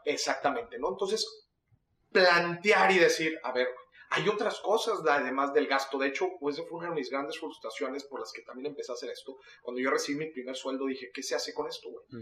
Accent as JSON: {"language": "Spanish", "country": "Mexico", "said": "los mexicanos"}